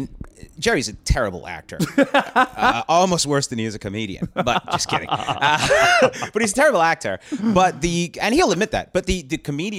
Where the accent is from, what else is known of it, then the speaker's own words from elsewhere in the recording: Canada; moved away as an adult; now in Los Angeles, United States; as a Canadian, I'm getting annoyed.